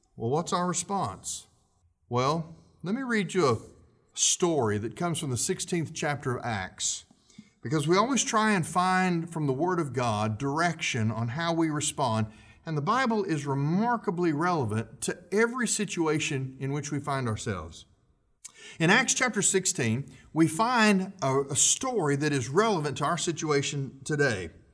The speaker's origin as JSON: {"language": "English", "country": "United States", "said": "we still have constitutional rights as American citizens"}